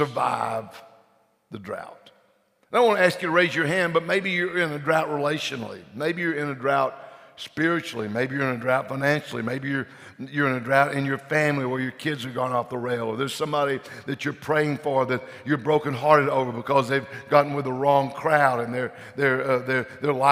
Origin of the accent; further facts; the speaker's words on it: Louisiana, United States; we're from Louisiana